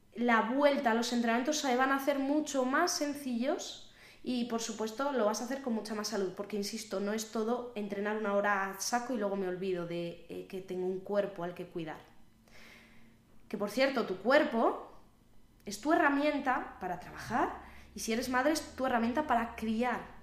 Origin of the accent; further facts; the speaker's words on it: Valladolid, Castile and León, Spain; están siendo las fiestas de mi ciudad, yo soy de Valladolid